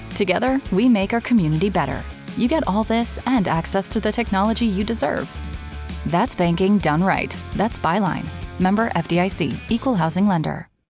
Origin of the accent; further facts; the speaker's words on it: Chicago, Illinois, United States; also born or lived in Wheaton, Illinois; I was born and raised in Chicagoland uh, Hinsdale, Oak Park